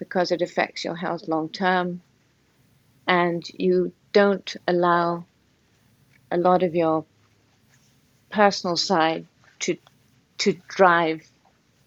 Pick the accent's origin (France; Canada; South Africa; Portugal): Portugal; now in Connecticut, United States; being in Portugal is, it's just an extremely kind, beautiful environment in which to be.